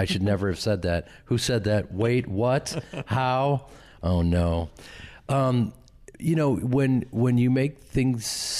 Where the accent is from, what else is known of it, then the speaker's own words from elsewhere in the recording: Midwest, United States; I'm from the Midwest. I'm from this acting family and an acting community where we support each other and love each other and we're there for each other.